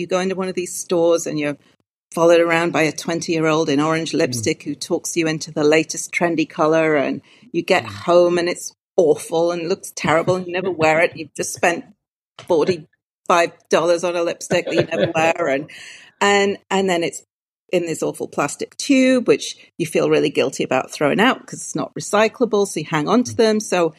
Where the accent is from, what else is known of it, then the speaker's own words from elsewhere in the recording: Newcastle upon Tyne, North East England, United Kingdom; moved away as an adult; So I am originally from Newcastle upon Tyne.